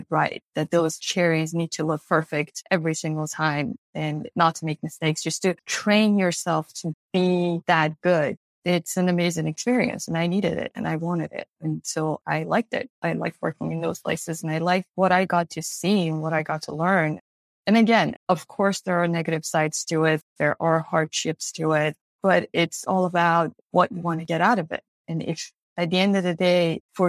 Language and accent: English; Iran; moved away as an adult; now in Los Angeles, United States; I was born and raised in Iran. I was a basically full-grown adult when I came here